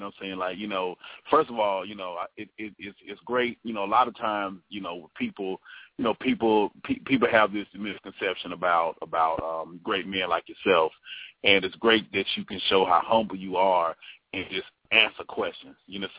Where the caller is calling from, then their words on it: North Carolina, United States; I'm calling from the land of North Cat, representing to the fullest success